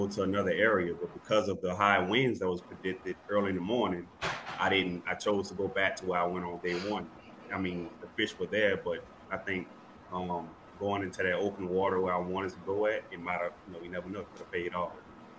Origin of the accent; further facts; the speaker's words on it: Thibodaux, Louisiana, United States; from Thibodaux, Louisiana. Known to be, you know, the best fishery in the world.